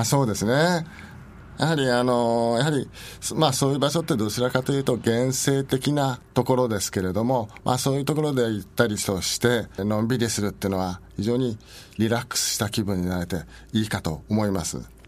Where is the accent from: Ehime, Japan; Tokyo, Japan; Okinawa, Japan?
Tokyo, Japan; Nakano; 私は中野区の鷺宮というところで生まれ育ったものですけれども